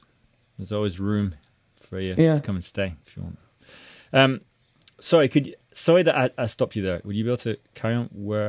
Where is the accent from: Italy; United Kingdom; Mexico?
United Kingdom; accent: Northern English / Scottish; Well, my accent is I've got a Northern English accent / Scottish accent.